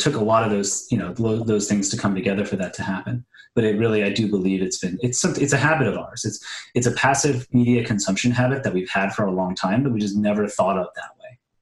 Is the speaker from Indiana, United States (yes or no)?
no; New Orleans, Louisiana, United States; also born or lived in Kenner; I grew up in New Orleans, born and raised